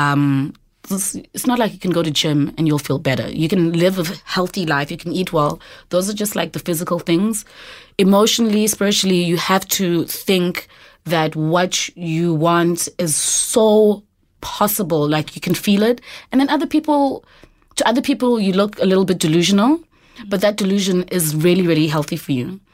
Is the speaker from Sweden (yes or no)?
no; Eastern Cape, South Africa; moved away as an adult; now in Johannesburg, South Africa; I'm originally from the Eastern Cape.